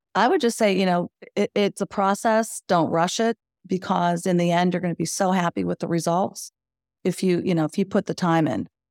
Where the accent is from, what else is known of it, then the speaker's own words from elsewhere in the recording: Western Pennsylvania, United States; moved away as an adult; now in Wilmington, United States; So we are from Western Pennsylvania, which um, tends to have long winters.